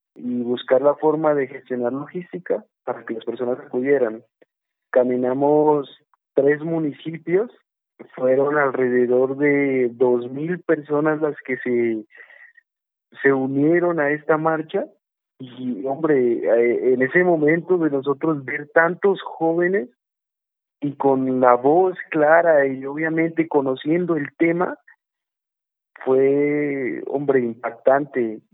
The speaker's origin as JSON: {"language": "Spanish", "region": "Putumayo", "country": "Colombia", "tie": "born or raised there", "said": "orgulloso de haber nacido en el Putumayo"}